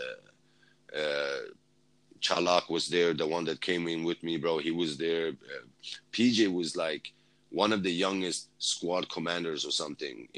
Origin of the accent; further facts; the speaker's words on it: Sweden; moved away as an adult; as a Kurd, you know, I did this whole journey, you know, coming from, you know, growing up in Sweden